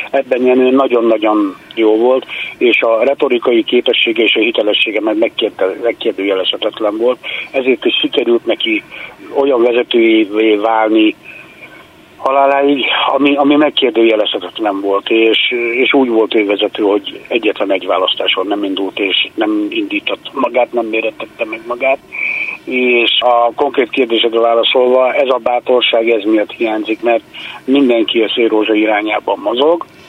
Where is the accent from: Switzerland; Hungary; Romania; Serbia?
Hungary; itthon vagyunk Magyarországon, mi is a nemzet részei vagyunk, 600 éve itt vagyunk